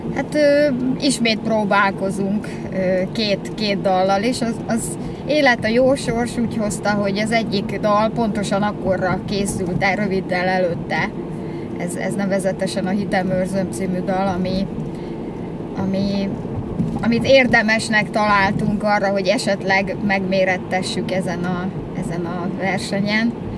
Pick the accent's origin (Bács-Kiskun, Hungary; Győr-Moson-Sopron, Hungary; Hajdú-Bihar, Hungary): Győr-Moson-Sopron, Hungary; Győr; born or raised there; moved away as an adult; now in Budapest, Hungary